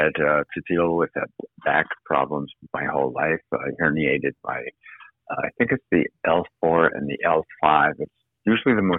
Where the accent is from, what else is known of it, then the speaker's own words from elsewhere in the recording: Winnipeg, Manitoba, Canada; moved away as an adult; also born or lived in New York / Boston / Toronto; now in Los Angeles, United States; I was born and raised in Winnipeg, Manitoba, Canada